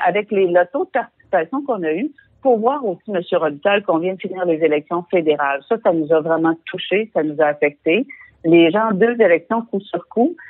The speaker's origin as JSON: {"language": "French", "region": "Quebec", "country": "Canada"}